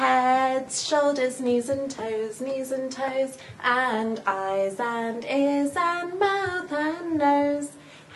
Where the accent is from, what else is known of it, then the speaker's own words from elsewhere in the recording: Blackpool, North West England, United Kingdom; I'm English and I come from Blackpool in the United Kingdom.